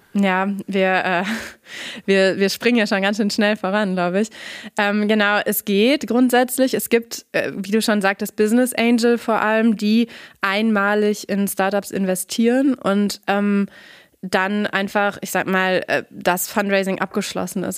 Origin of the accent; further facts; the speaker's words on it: Nordhorn, Lower Saxony, Germany; moved away as an adult; also born or lived in Frankfurt / New York / Guatemala; now in Münster, Germany; ursprünglich komme ich auch aus der Region, bin in Nordhorn aufgewachsen